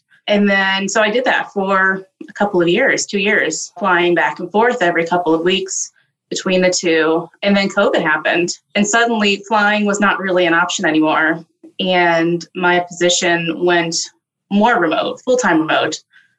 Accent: Ohio, United States; moved away as an adult; now in South Florida, United States; I am originally from Ohio. I went to law school there. I came to South Florida right after law school

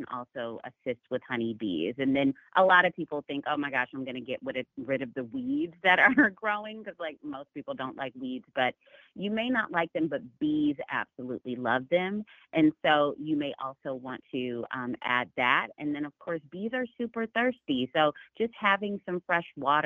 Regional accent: Chicago, Illinois, United States; moved away as an adult; now in Dallas, United States; I was born and raised right outside of Chicago in the suburbs of Chicago

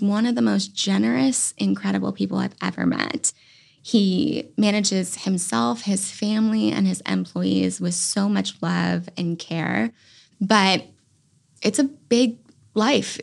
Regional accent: Virginia, United States; now in North Carolina, United States; I'm actually from Virginia

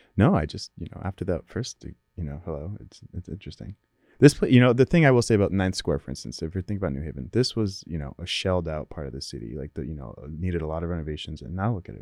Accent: Naugatuck, Connecticut, United States; also born or lived in Waterbury, Connecticut; I moved from Waterbury to Naugatuck in nineteen ninety-seven

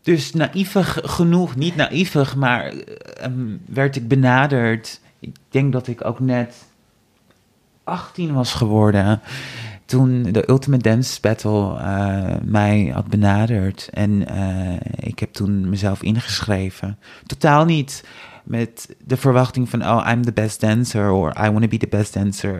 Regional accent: Amsterdam, North Holland, Netherlands; ik kom uit Amsterdam.

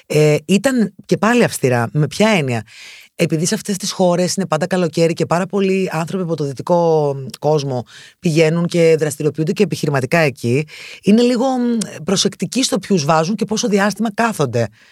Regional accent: Thessaloniki, Central Macedonia, Greece; moved away as an adult; now in Athens, Greece; γεννήθηκα και μεγάλο στη Θεσσαλονίκη. Σπούδασα στη Θεσσαλονίκη

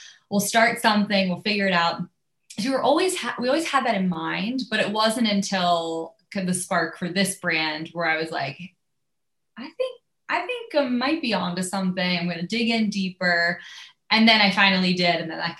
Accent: Pennsylvania, United States; And I grew up on the East Coast. I grew up outside of Philly.

